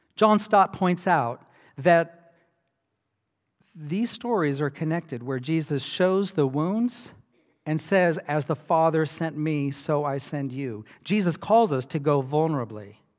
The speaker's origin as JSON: {"language": "English", "region": "Hawaii", "country": "United States", "tie": "born or raised there", "said": "I grew up in Hawaii"}